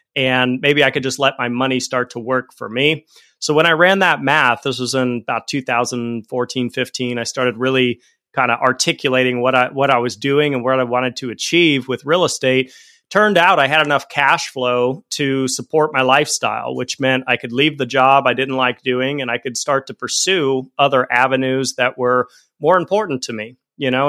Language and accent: English; Fort Collins, Colorado, United States; also born or lived in Denver, Colorado; I grew up in Fort Collins, Colorado, and at a certain point, I moved out to Denver